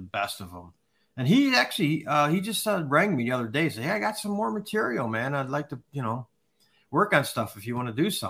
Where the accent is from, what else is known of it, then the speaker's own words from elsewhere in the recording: Chicago, Illinois, United States; I grew up in Wrigleyville.